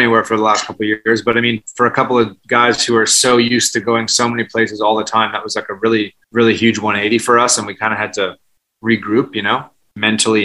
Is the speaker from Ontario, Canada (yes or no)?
no; Vancouver, British Columbia, Canada; now in New York, United States; we grew up together in Vancouver, and then we moved to New York separately.